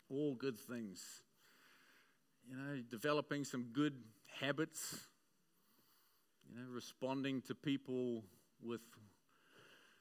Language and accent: English; Auckland, New Zealand; I grew up in West Auckland